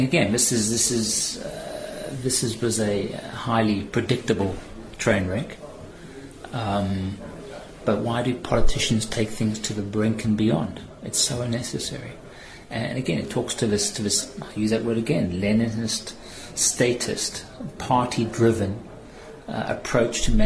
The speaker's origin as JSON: {"language": "English", "country": "South Africa", "moved": "yes", "lives_now": "London, United Kingdom", "said": "all of us as South African citizens"}